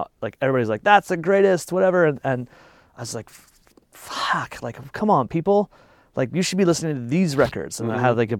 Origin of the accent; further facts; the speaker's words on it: Fort Collins, Colorado, United States; in my hometown. Like, I live in Fort Collins, it's a little town, it's a college town.